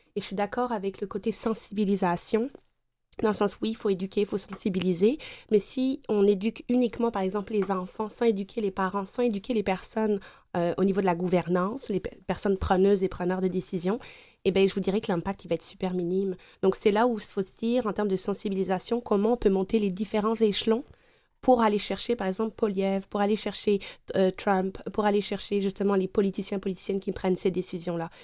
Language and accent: French; France; now in Quebec, Canada; je suis native de France